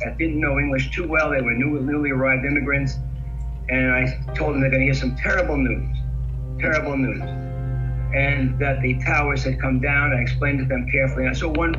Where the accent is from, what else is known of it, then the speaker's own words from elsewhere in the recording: New York City, New York, United States; as a New Yorker, I know New York very well. I'm native, born here and everything else.